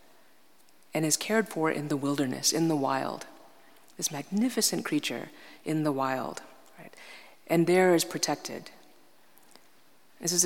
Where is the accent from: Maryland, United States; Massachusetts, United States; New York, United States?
New York, United States; I'm from New York